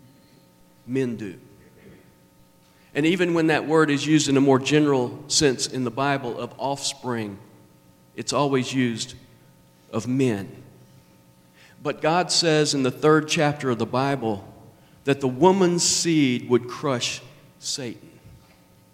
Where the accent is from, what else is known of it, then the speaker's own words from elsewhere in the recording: Nashville, Tennessee, United States; accent: southern; I was born in Nashville. That's why I have a southern accent